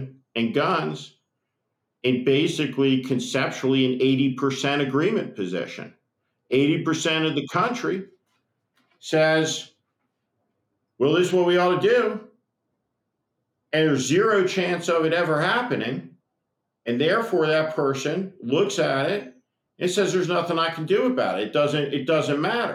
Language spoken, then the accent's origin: English; United States; we're Americans